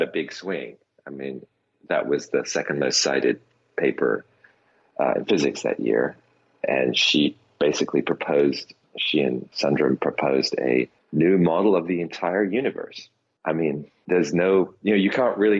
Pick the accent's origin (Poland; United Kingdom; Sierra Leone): United Kingdom; as a British person